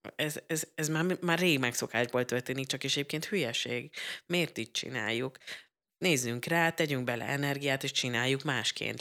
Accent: Budapest agglomeration, Central Hungary, Hungary; én ugye az agglomerációban nőttem fel, és akkor be kellett mennem egyedül Budapestre

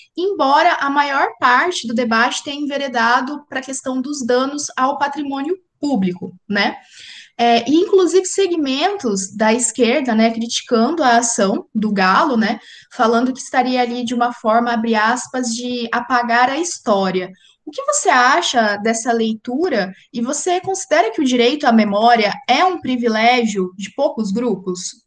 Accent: interior of São Paulo, Brazil; now in Paraná, Brazil; eu sou também do interior, eu sou de São Paulo, do interior de São Paulo

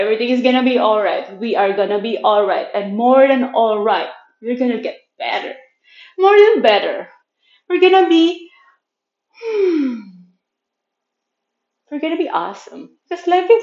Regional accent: Manila, Metro Manila, Philippines; English is a second language; now in Chiang Mai, Thailand; I'm born and raised in Manila, Philippines. I'm currently living in Chiang Mai in Thailand

